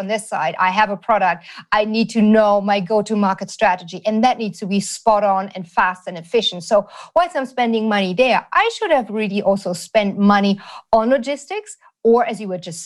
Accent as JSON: {"language": "English", "country": "Germany", "tie": "born or raised there", "said": "I grew up in Germany"}